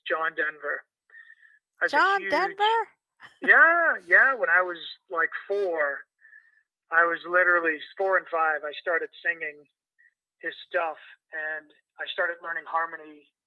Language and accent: English; Mississauga, Ontario, Canada; moved away as an adult; also born or lived in Halifax, Nova Scotia; now in New York, United States; I moved to Toronto, Canada, where I grew up in the western suburbs of Mississauga